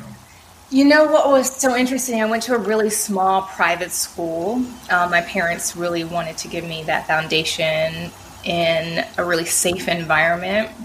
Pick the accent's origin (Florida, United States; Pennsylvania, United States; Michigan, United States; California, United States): California, United States; Oakland; I'm born and raised in Oakland, California